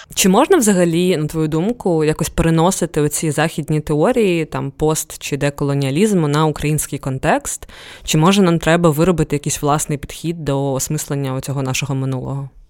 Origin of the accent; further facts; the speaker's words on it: Ukraine; в мене обидва батьки з Дагестану, і я виросла, народилася в Україні